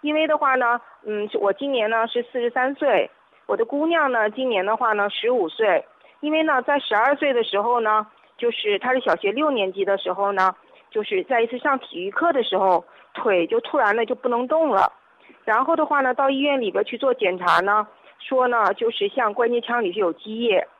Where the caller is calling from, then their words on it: Wuhan, Hubei, China; 嗯，是我是武汉的顾客